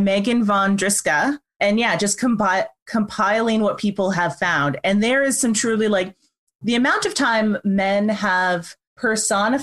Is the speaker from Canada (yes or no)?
yes; Canada; We've said we're Canadian.